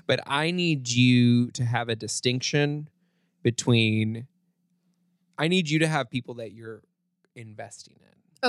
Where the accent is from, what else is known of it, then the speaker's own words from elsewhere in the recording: Kansas, United States; I grew up in Kansas